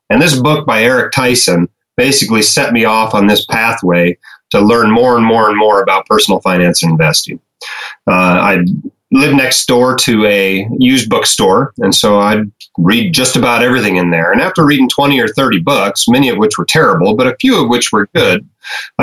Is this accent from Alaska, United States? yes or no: yes; Alaska, United States; moved away as an adult; also born or lived in Arizona; now in Utah, United States; I grew up in Alaska